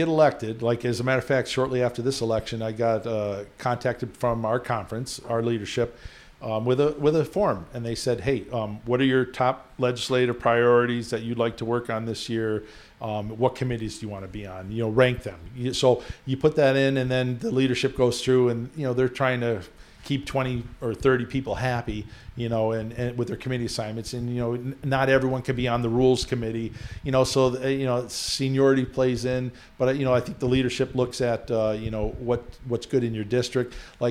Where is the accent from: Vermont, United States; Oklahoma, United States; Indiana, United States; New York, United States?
New York, United States; Queensbury; also born or lived in Newport, Rhode Island / Potsdam, New York; I grew up in Queensbury and I went to school at Clarkson in Potsdam